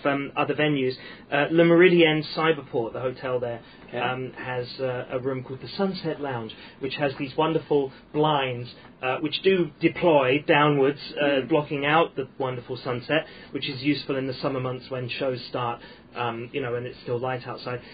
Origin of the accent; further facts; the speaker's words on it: United Kingdom; now in Hong Kong; being British and growing up on a British comedy diet